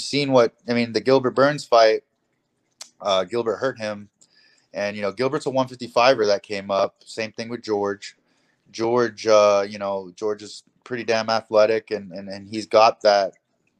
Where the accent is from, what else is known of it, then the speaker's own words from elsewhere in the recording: Hong Kong; I'm from Hong Kong.